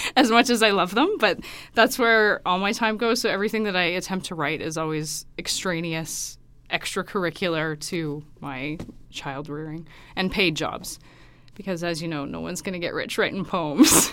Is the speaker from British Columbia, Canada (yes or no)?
no; Saskatoon, Saskatchewan, Canada; moved away as an adult; also born or lived in Regina / Toronto / Kingston / Ottawa; now in Alberta, Canada; I grew up in Saskatoon, went to school there, went to university in Regina as well